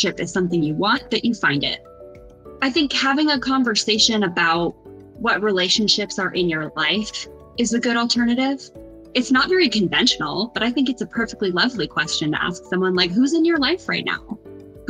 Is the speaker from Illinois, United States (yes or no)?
yes; Chicago, Illinois, United States; I'm from Chicago. So I grew up in the evangelical church